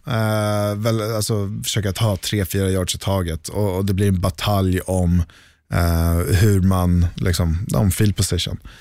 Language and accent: Swedish; Sweden; här hemma i Sverige